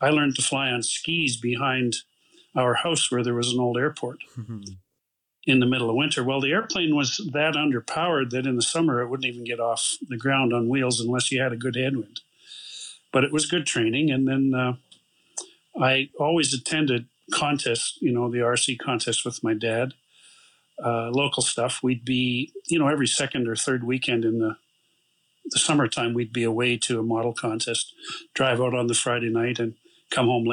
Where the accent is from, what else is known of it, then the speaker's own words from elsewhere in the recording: Canada; now in Calgary, Canada; My hometown is actually a 10-hour drive east